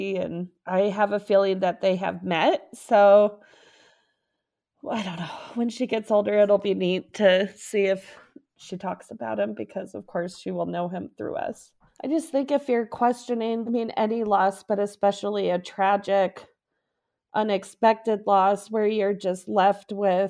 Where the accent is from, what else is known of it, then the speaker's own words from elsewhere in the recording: Aurora, Colorado, United States; from Aurora, Colorado.